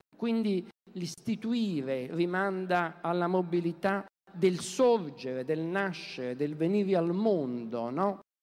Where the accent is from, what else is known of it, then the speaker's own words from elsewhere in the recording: Naples, Campania, Italy; moved away; Io vengo da Napoli